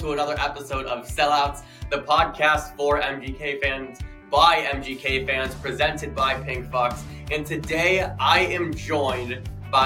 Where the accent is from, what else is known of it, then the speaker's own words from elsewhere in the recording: Cleveland, Ohio, United States; I grew up in Cleveland.